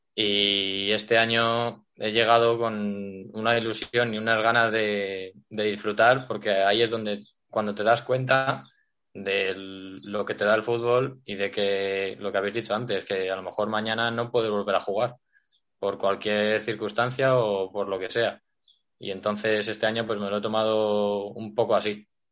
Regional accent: Galapagar, Community of Madrid, Spain; Yo soy de Galapagar desde pequeñito y llevo en el club muchos años

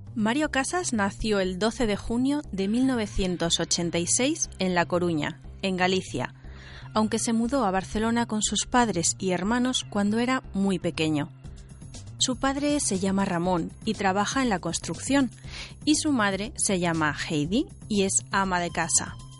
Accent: Beijing, China; Spanish is a second language; moved away as an adult; now in Spain; De Pekín, soy de Pekín

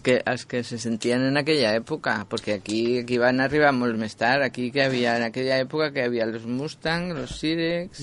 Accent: Madrid, Community of Madrid, Spain; now in Catalonia, Spain; jo sóc madrilenya

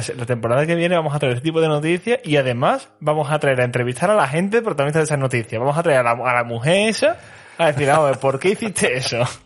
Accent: Andalusia, Spain; moved away; Yo me voy a ir al sur, a mi tierra

